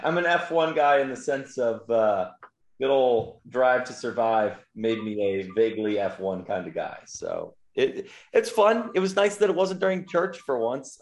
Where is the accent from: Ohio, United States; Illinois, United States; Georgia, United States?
Illinois, United States; River Forest; there's a Concordia University in my hometown of River Forest, Illinois